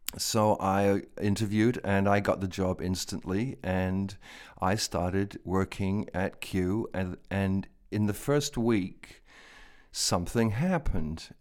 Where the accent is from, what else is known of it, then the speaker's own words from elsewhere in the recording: London, United Kingdom; now in United States; I was born in London, And I was born not far from Regent's Park in London